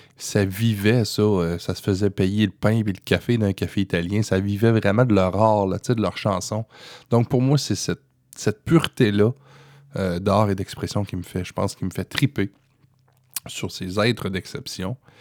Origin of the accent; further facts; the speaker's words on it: Quebec, Canada; chez nous au Québec